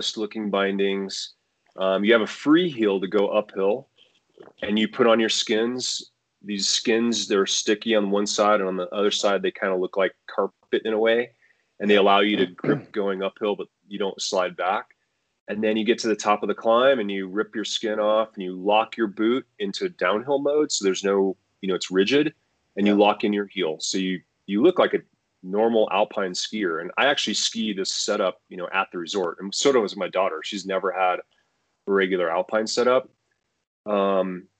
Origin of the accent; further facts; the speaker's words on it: Colorado, United States; growing up in Colorado